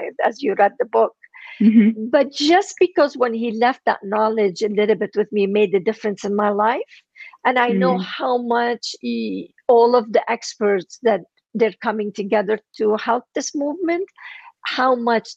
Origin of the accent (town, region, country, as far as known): Lebanon; first language Armenian; English is a second language; moved away as an adult; now in United States